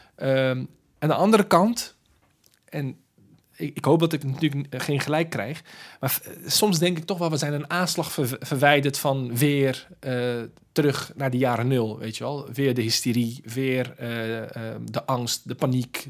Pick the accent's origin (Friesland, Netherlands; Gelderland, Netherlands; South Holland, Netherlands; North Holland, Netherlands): South Holland, Netherlands; Rotterdam; ik, ben geboren en getogen in Rotterdam